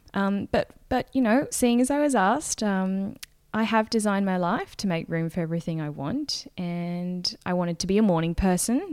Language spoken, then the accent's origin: English; Gold Coast, Queensland, Australia; I am from the Gold Coast, which is a beachy, town, city, let's go with city